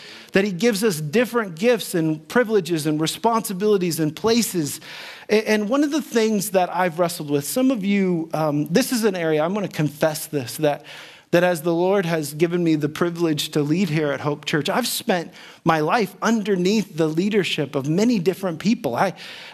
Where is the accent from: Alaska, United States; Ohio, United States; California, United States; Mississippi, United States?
Ohio, United States; Dayton; growing up in Dayton, Ohio